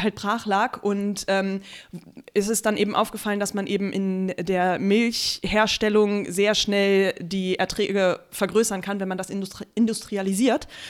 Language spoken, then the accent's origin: German; Germany; now in Berlin, Germany; es ist in Eifeld, da, wo ich aufgewachsen bin